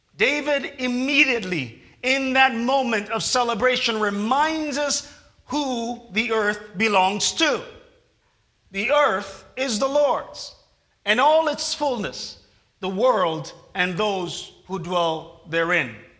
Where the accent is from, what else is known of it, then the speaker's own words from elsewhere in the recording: Jamaica; moved away; it reminds me of back home in Jamaica